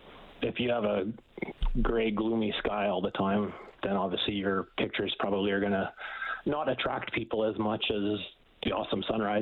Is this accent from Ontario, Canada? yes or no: no; Edmonton, Alberta, Canada; could be simply because I'm from Edmonton